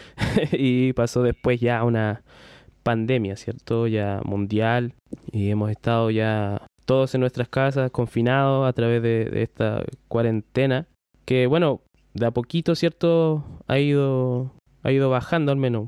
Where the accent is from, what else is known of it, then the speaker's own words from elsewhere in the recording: Chile; somos todos de Chile aquí, eh, los que nos estén escuchando, eh, somos todos chilenos